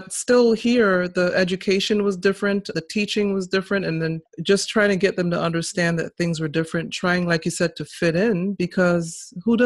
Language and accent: English; Massachusetts, United States; also born or lived in St. Kitts and Nevis; I was actually born in St. Kitts, but they brought me here when I was 4. And so I grew up in Massachusetts, in New England